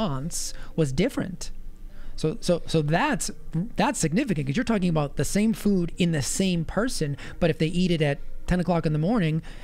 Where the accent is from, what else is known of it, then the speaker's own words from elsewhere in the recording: Massachusetts, United States; My home state